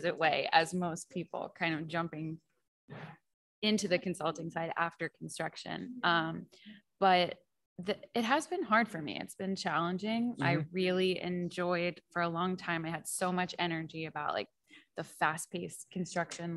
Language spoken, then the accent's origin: English; Pittsburgh, Pennsylvania, United States; moved away as an adult; now in Denver, United States; I'm originally from Pittsburgh